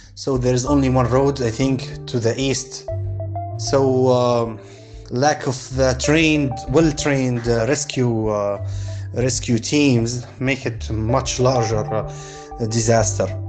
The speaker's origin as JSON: {"language": "English", "region": "Benghazi", "country": "Libya", "said": "from Benghazi, Libya"}